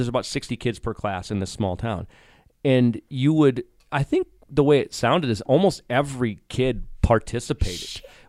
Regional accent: Blooming Prairie, Minnesota, United States; growing up in Blooming Prairie

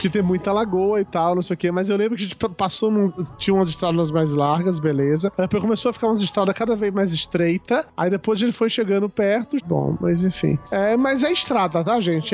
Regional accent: Brazil; eu sou brasileiro

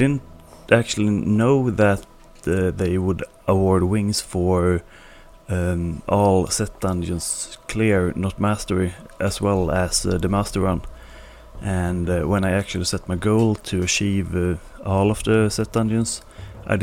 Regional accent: Sweden; accent: Swedish; English is a second language; my Swedish accent

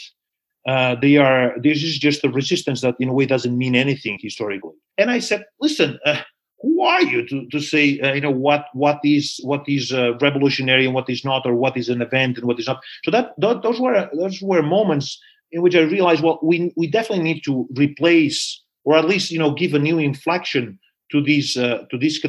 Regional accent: Barcelona, Catalonia, Spain; now in United States; I'm from Barcelona

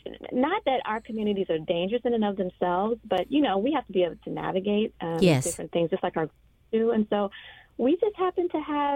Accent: Washington, District of Columbia, United States; We grew up in Southeast

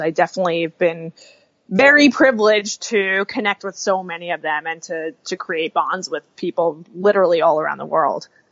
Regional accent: New York, United States; growing up in New York

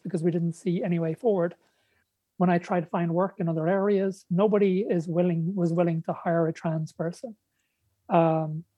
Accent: Ireland; moved away as an adult; also born or lived in Texas; moving back to Ireland where I grew up.

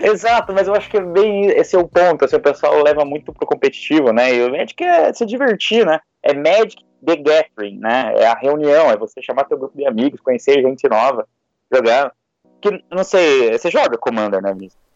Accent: Curitiba, Paraná, Brazil; eu sou de Curitiba

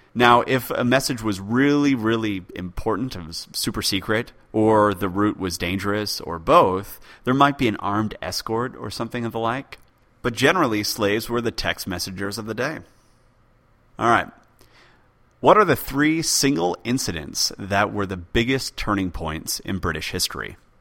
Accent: United States; also born or lived in United Kingdom; I'm from the U K, though functionally I'm American since I went through American schools.

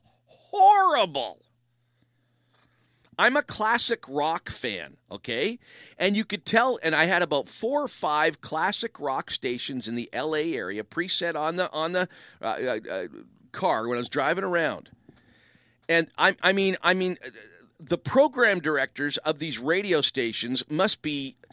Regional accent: Windsor, Ontario, Canada; I was raised in Windsor, Ontario

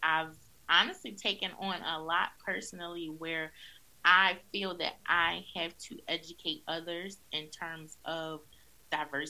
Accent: Philadelphia, Pennsylvania, United States; being a Black woman growing up in North Philadelphia

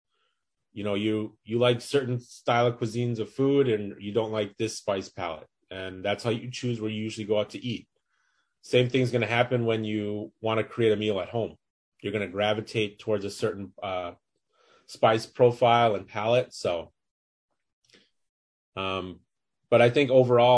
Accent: Minneapolis, Minnesota, United States; I live in Minneapolis, Minnesota, born and raised here

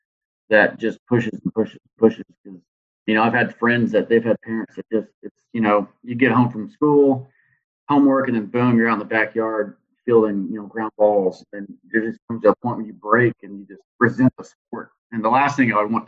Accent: Houston, Texas, United States; moved away as an adult; now in Corpus Christi, United States; grew up on the southwest side of Houston

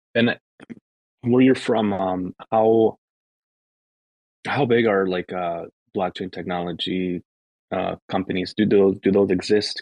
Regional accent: United States; I'm from the states

